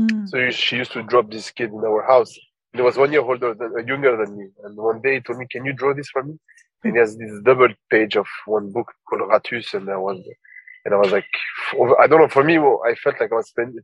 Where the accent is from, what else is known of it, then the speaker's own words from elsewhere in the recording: Paris, Île-de-France, France; also born or lived in Tunisia; I was born and raised in Paris from the Tunisian parents